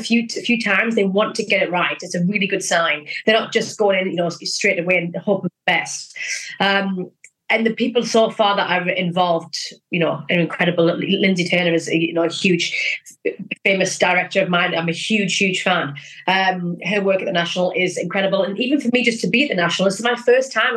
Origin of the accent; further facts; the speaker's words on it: North East England, United Kingdom; I'm originally from the Northeast.